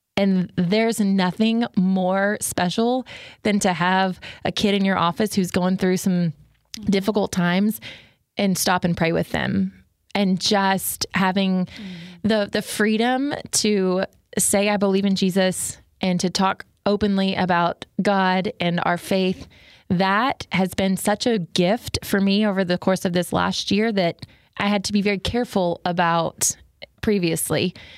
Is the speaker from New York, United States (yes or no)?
no; Garland, Texas, United States; also born or lived in Bryan, Texas; I am originally born and raised in Garland, Texas